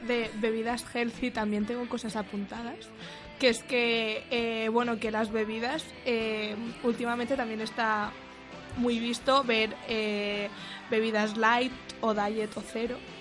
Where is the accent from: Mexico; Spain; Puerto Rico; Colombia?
Spain; Mallorca, Balearic Islands; moved away as an adult; now in Madrid, Spain; yo soy de Mallorca